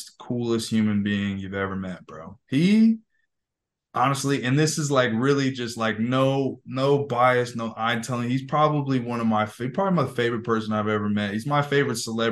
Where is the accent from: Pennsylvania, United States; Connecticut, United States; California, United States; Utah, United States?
California, United States; I grew up in California